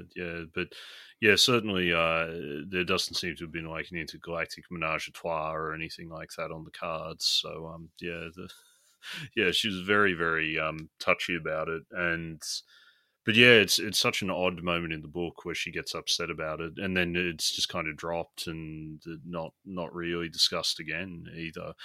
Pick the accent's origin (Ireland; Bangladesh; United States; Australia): Australia